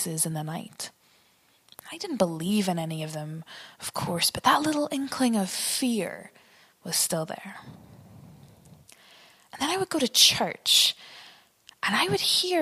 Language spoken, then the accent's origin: English; Northern Ireland, United Kingdom; The house that I grew up in was quite big. It was drafty, loads of dark corners upstairs. And my parents, like a lot of Northern Irish parents, seemed obsessed